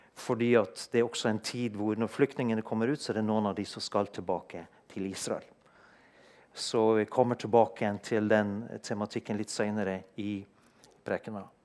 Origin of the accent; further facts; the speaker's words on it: Norway; født og oppvokst i Norge og ha et norsk pass